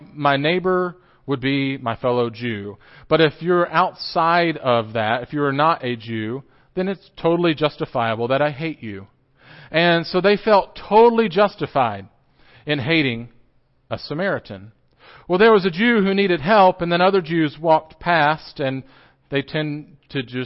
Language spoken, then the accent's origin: English; Johnson City, Tennessee, United States; I grew up in Johnson City, just up the road, and I grew up at Boones Creek Christian Church